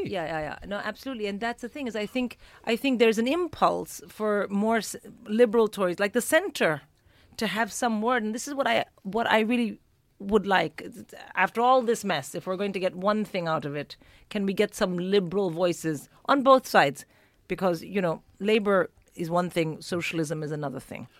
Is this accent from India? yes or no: yes; India; moved away as an adult; now in United Kingdom; an Indian born and raised comic